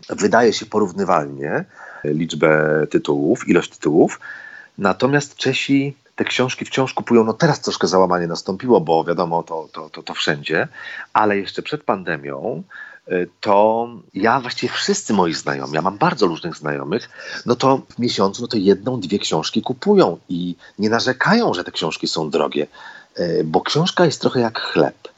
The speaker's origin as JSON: {"language": "Polish", "country": "Poland", "said": "Jestem z Polska"}